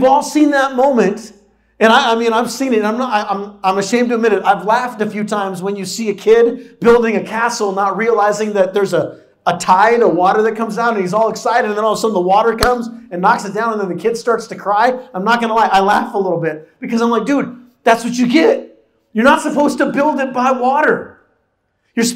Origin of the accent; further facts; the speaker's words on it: San Diego, California, United States; moved away; I grew up in San Diego